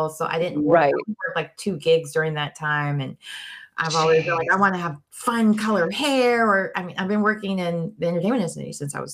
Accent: Turkey; also born or lived in Germany; now in United States; I grew up in Europe, huh? Oh. Turkey, and Germany. And when I first moved to America, they put me in ESL because my accent was so strong.

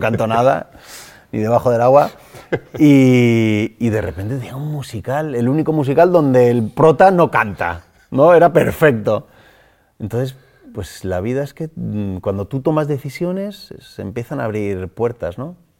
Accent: Móstoles, Community of Madrid, Spain; Soy de Móstoles, me he criado en Móstoles. He nacido en Madrid, pero mm, me crié en Móstoles desde los tres años

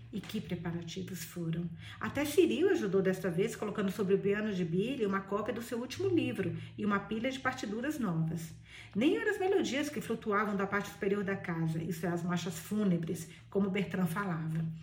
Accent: near Bahia, Minas Gerais, Brazil; eu sou baiana. Baiana não, sou de Minas, perto da Bahia

